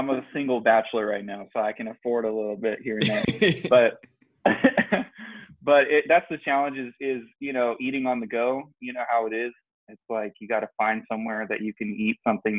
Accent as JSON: {"language": "English", "town": "San Jose", "region": "California", "country": "United States", "tie": "born or raised there", "moved": "as an adult", "lives_now": "Turlock, United States", "said": "I'm originally from the Silicon Valley, as some would know it, you know, the Bay Area, San Jose, California."}